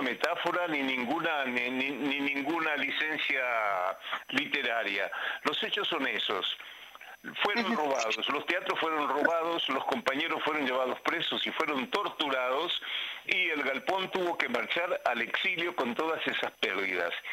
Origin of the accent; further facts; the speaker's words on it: Paraguay; moved away; mi país de origen, que es el Paraguay